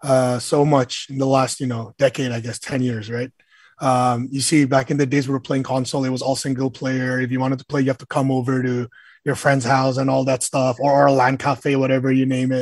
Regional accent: Indonesia; I'm Indonesian. I was born in Indonesia.

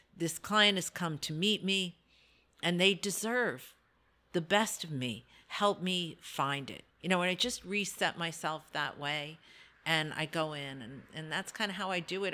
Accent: New Jersey, United States; moved away as an adult; also born or lived in Brooklyn, New York; now in Delaware, United States; So I was born in Brooklyn, I was raised in North Jersey

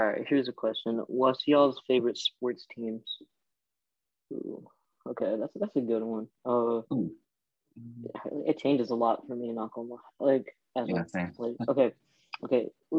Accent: Lilburn, Georgia, United States; also born or lived in Detroit, Michigan / Pakistan (parents); I grew up in like Lilburn and Detroit, kind of.

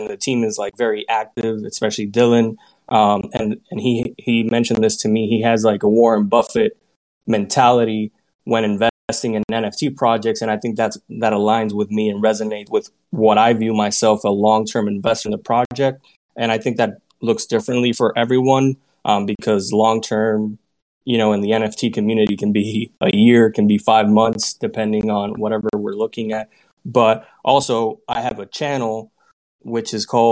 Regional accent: Puerto Rico; moved away as an adult; now in United States; I'm originally born and raised in Puerto Rico, and I moved to the States to continue my career

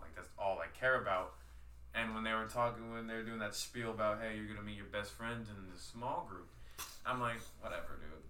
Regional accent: Houston, Texas, United States; I've been lucky enough to live in every part, every aspect of Houston. Like, I was born in Fifth Ward. Like, St. Luke's.

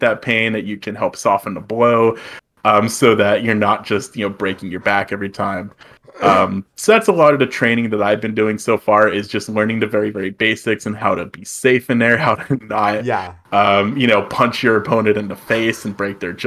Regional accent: United States; we Americans don't say

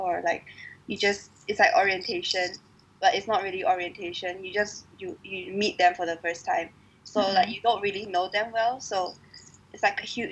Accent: Kuching, Sarawak, Malaysia; moved away; I'm from Sarawak, I'm from Kuching.

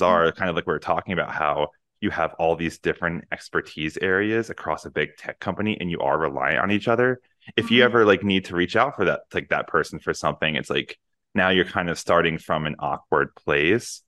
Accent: Northeast, United States; moved away; I come from the Northeast

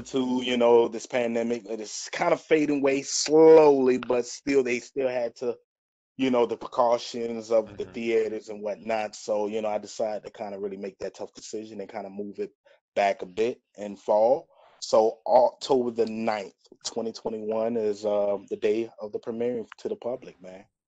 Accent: Greenville, North Carolina, United States; moved away as an adult; also born or lived in Georgia; I'm from Greenville, North Carolina, home of East Carolina University

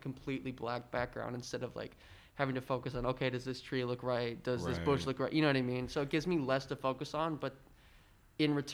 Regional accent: Oshkosh, Wisconsin, United States; I'm from Oshkosh, and I was quarantined in Oshkosh for a long time

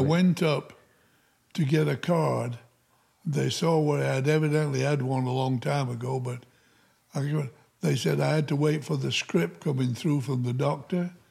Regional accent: Upton, Yorkshire and the Humber, United Kingdom; moved away as an adult; also born or lived in Featherstone, Yorkshire, England; now in United States; I started in a little coal mining village called Featherstone in Yorkshire, England. And then when we were, when I was five years old, we moved to another little um, mining town called

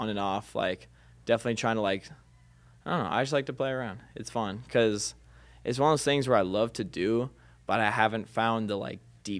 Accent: Minnesota, United States; born or raised there; moved away; also born or lived in Cambridge, Minnesota

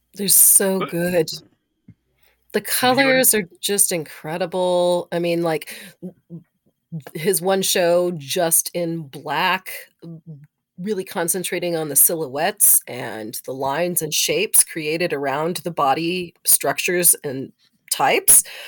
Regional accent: Texas, United States; I'm from Texas

